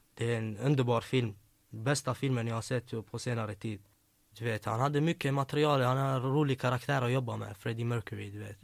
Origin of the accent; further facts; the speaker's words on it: Gothenburg, Västra Götaland, Sweden; also born or lived in Växjö; Jag är uppväxt i Angered, där Hammarkullen.